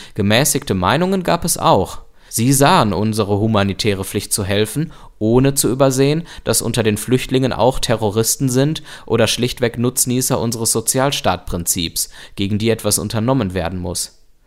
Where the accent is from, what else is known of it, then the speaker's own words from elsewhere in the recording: Germany; bei uns in Deutschland